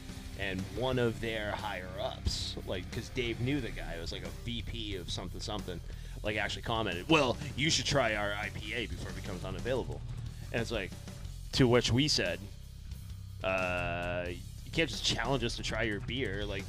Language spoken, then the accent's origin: English; Winchendon, Massachusetts, United States; my hometown, Winchendon, Massachusetts